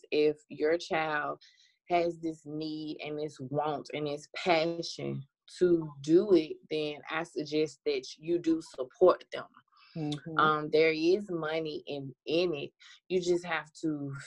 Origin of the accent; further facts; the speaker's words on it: Birmingham, Alabama, United States; I'm from Birmingham, Alabama